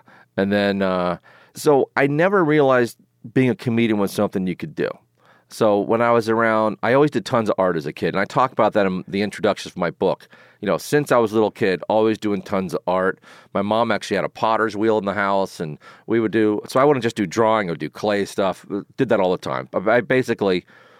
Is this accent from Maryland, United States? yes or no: yes; Maryland, United States; accent: mix of New York and Maryland; Yeah, I do have a mix of New York and Maryland accent.